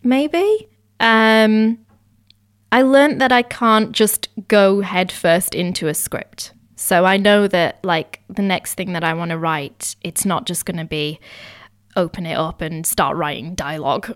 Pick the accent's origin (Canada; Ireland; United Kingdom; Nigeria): United Kingdom; I'm Indian, but I was born here. So I'm all, I'm constantly straddling the two worlds and always have done. Like I grew up bilingual, learning Gujarati and English at the same time